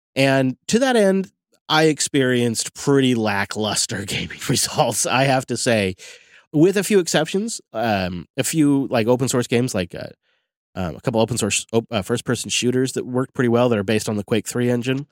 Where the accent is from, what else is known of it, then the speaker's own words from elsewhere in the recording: Mount Vernon, Washington, United States; There's a little local brewery in my hometown